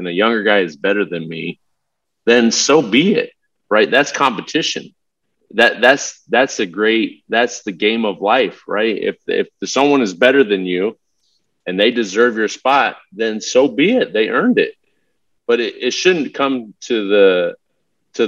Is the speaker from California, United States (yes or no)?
yes; Southern California, United States; I grew up in Southern California. I had every race, background, cultural lived on my block when I grew up